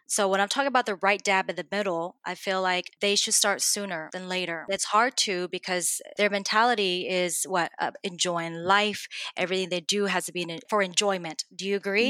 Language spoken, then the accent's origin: English; Dallas, Texas, United States; moved away as an adult; now in Houston, United States; I'm originally from Dallas, which is just down the street from Houston